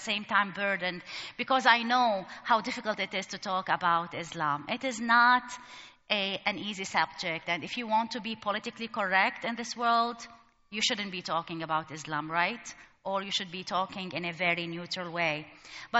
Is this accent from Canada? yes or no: no; Lebanon; moved away as an adult; also born or lived in Egypt; now in United States; I grew up in Lebanon during the civil war, 15 years between Muslims and Christians.